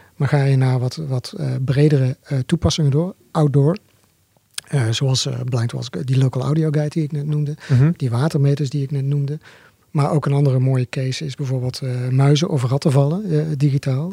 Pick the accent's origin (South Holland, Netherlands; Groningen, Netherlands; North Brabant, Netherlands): North Brabant, Netherlands; Zundert; Wij komen uit Sundert, oh dorp, hier vlakbij